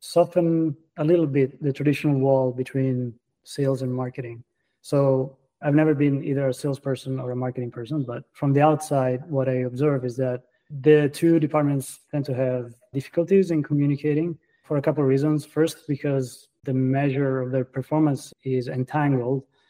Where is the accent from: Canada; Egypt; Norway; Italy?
Italy; Florence, Tuscany; English is a second language; moved away as an adult; now in Boston, United States; as you can tell by my accent, I'm an immigrant. I was born and raised in Florence, Italy